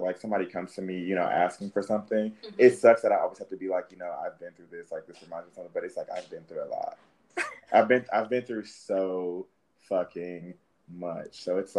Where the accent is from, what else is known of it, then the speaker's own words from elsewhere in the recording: Indianapolis, Indiana, United States; I was born in Indianapolis.